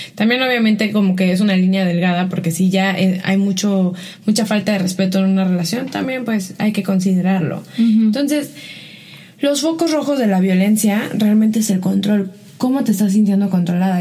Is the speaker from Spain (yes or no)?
no; Mexico; el mensaje que recibía como mexicana